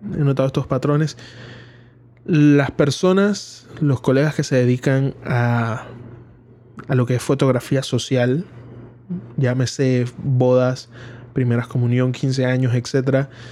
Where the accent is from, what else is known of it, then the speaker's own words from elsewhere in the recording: Panama; aquí en Panamá, que es donde es mi país